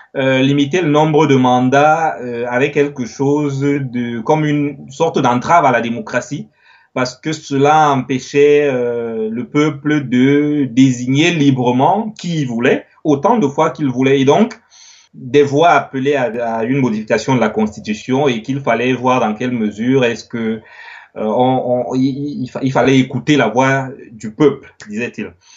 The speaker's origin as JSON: {"language": "French", "country": "Cameroon", "also_born_or_lived": "Yaoundé, Cameroon / Paris, France", "moved": "as an adult", "lives_now": "France", "said": "je suis camerounais, je suis en France depuis 4 euh, ans, 4 ans et demi."}